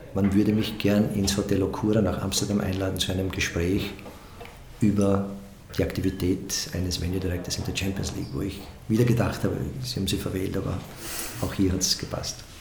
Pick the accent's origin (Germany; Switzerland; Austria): Austria; Stotzing, Burgenland; in einem kleinen Ort im Burgenland in Stotzing, wo ich immer gesagt habe, ich weiß, wo ich herkomme